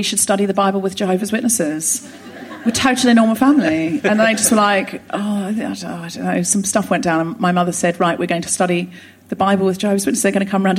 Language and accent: English; Australia; moved away as an adult; also born or lived in Sydney; now in London, United Kingdom; I was born in Australia, raised in Australia